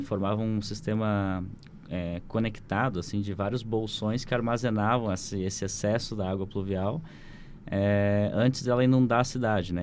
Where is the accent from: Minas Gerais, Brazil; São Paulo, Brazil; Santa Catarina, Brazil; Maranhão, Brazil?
Santa Catarina, Brazil; Rio do Sul; uma cidade onde eu me criei, né? Que é Rio uhum. do Sul